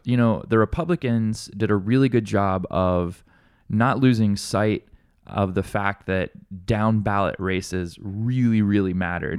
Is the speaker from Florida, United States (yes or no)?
no; Alabama, United States; now in Honolulu, United States; I grew up in Alabama